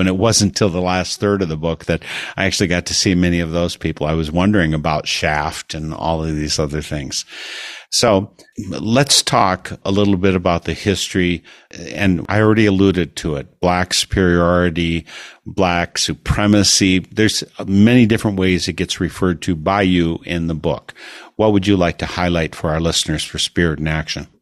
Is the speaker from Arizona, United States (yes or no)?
no; Wisconsin, United States; I'm from Wisconsin